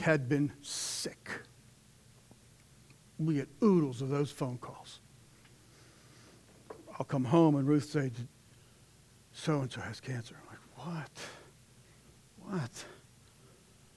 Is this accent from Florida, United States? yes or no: no; Pittsburgh, Pennsylvania, United States; from Pittsburgh